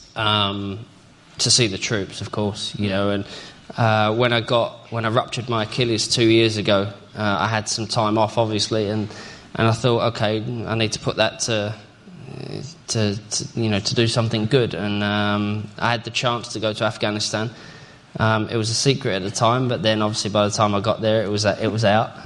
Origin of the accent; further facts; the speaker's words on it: England, United Kingdom; proud to be part of that as an Englishman